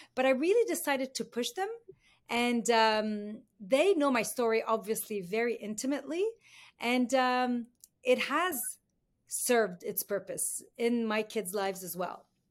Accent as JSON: {"language": "English", "town": "Beirut", "region": "Beirut Governorate", "country": "Lebanon", "tie": "born or raised there", "moved": "as an adult", "lives_now": "Canada", "said": "I was born in Beirut. I grew up in the Lebanese Civil War."}